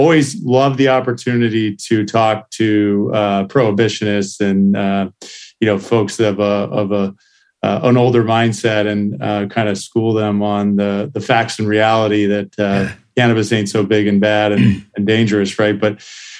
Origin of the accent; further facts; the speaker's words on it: Santa Cruz, California, United States; also born or lived in San Jose, California / Missouri; I grew up in Santa Cruz, California